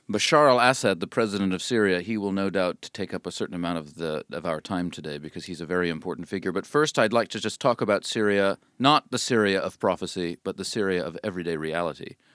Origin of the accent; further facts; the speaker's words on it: United States; now in United Kingdom; I'm an American.